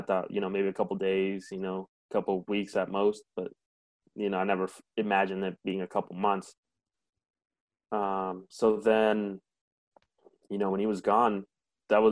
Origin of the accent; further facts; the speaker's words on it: Grand Island, Nebraska, United States; English is a second language; also born or lived in Mexico; I was born here in Grand Island, Nebraska